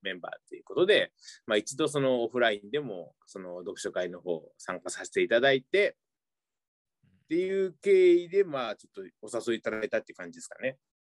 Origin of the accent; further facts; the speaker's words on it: Kyushu, Miyazaki, Japan; moved away as an adult; now in Hamamatsu, Japan; 出身は、えー、九州の宮崎県